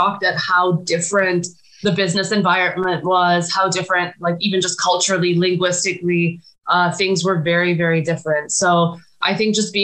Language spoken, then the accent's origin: English; Canada; moved away; also born or lived in Chicago / Bangladesh; me as a Canadian